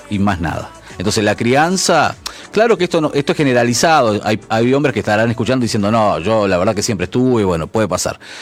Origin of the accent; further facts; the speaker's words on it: Uruguay; como uruguayo